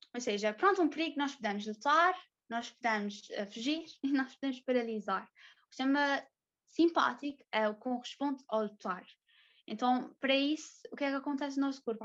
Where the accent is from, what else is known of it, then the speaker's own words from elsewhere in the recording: São Miguel, Azores, Portugal; sou de São Miguel, sou soriana